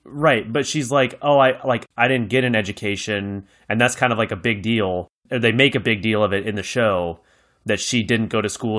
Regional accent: United States; as an American

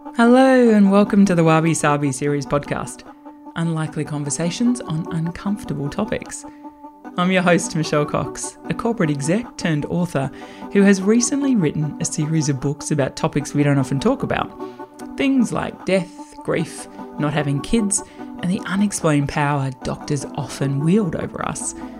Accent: Australia; growing up in Australia

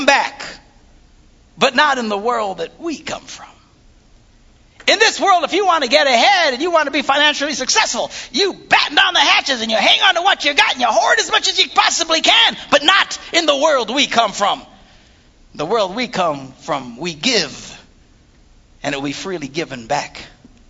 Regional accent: Wisconsin, United States; we're from Wisconsin.

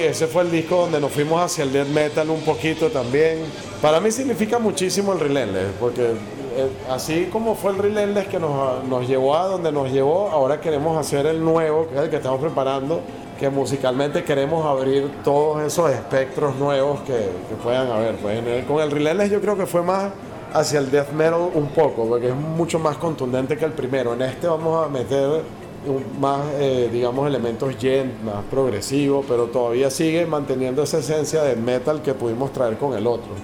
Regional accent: Venezuela; nosotros somos venezolanos

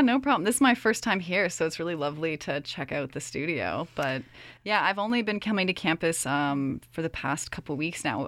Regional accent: Virginia, United States; moved away as an adult; also born or lived in Toronto, Ontario, Canada; now in Kingston, Canada; when I was three, my whole family moved down to Virginia. So, Virginia is actually where I grew up

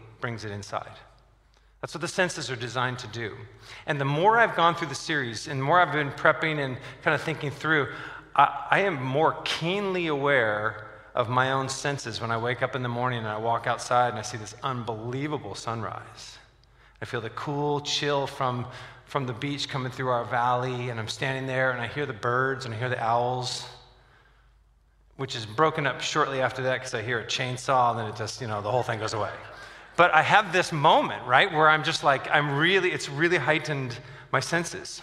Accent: Southern California, United States; born or raised there

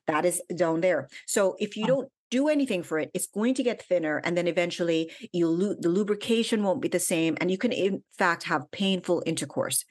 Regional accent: Jamaica; also born or lived in Washington, D.C., United States; And I was actually born in DC. My parents were in university, but I went back to Jamaica when I was five years old. So I grew up in Jamaica

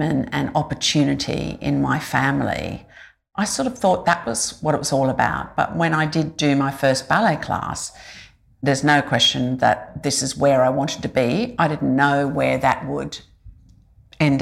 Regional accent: Rockhampton, Queensland, Australia; first language English; I grew up in Rockhampton

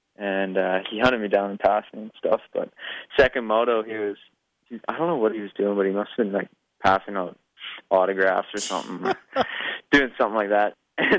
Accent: Swift Current, Saskatchewan, Canada; Swift Current.

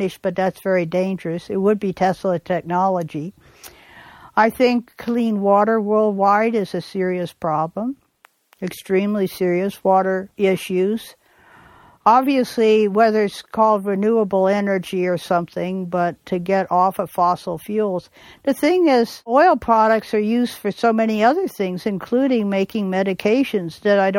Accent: Bay Area, California, United States; I grew up in the Bay Area in California

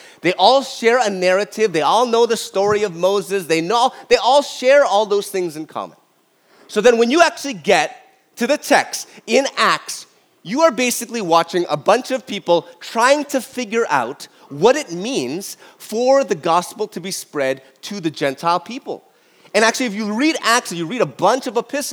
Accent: Toronto, Ontario, Canada; I grew up in North York, Toronto, all my life

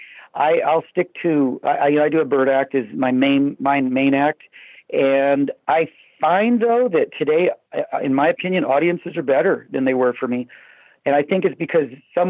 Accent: Sacramento, California, United States; moved away as an adult; also born or lived in Los Angeles; I was from Sacramento originally, and I was kind of just out of Sacramento or kind of in transition of leaving Sacramento to L.A.

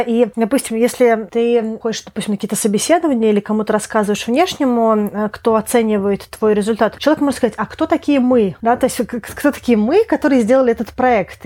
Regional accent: Russia; moved away; и ты, и я русские, но из-за того, что а, мы с тобой много где пожили

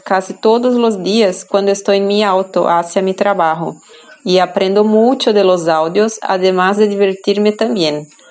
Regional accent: Brazil; Spanish is a second language; soy de Brasil

